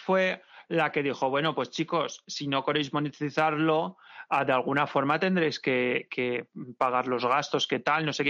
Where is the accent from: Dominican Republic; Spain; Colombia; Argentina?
Spain; Valencia, Valencian Community; Valencia, mi tierra